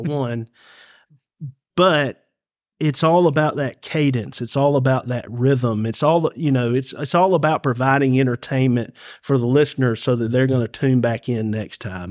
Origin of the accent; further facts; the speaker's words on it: Carrollton, Georgia, United States; I'm Ca-, from Carrollton